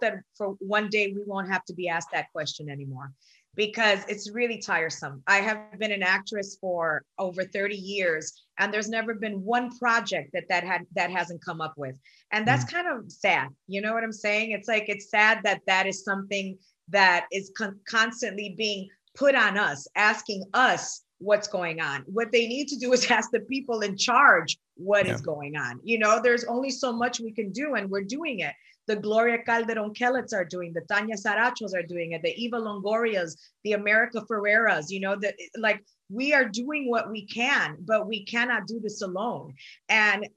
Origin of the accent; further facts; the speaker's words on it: Puerto Rico; I'm Puerto Rican